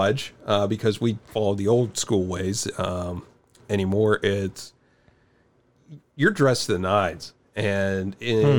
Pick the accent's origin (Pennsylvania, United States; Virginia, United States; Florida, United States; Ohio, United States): Pennsylvania, United States; Western; I'm from Western Pennsylvania